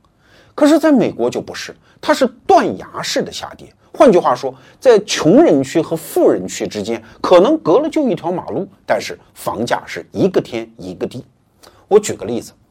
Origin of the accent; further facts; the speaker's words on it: China; 我们中国人